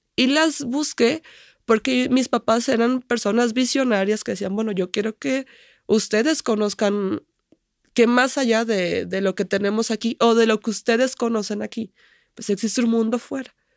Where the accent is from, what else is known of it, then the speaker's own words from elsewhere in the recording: Tuxpan, Nayarit, Mexico; Tuxpan, que es donde vivo o de donde soy